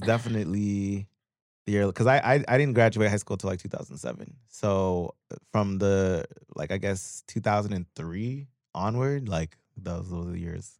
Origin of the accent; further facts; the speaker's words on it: Pickering, Ontario, Canada; moved away as an adult; also born or lived in Guyana / Scarborough / Brampton / Toronto; now in Los Angeles, United States; I grew up in Pickering.